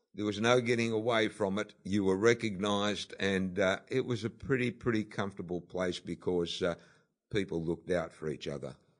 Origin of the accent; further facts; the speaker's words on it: Sydney, New South Wales, Australia; when I grew up in Bondi, it was uh, certainly a, a, different Bondi to what we have today.